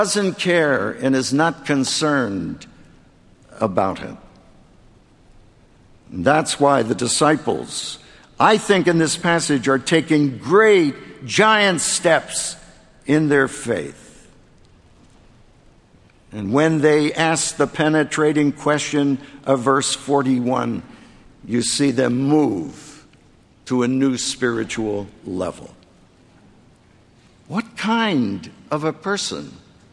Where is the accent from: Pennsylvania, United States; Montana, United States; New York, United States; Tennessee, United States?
Pennsylvania, United States; Philadelphia; the 10th Presbyterian Church in Philadelphia, my hometown